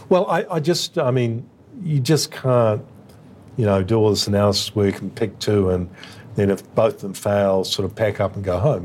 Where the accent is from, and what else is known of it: Australia